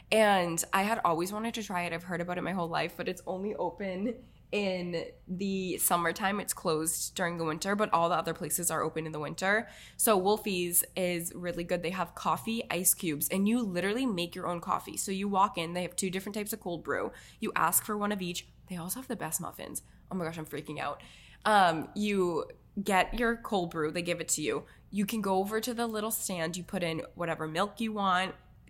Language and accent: English; Dennis, Massachusetts, United States; because we didn't in our town that we grew up in Dennis, there's no Starbucks, so I had only ever gone to local places.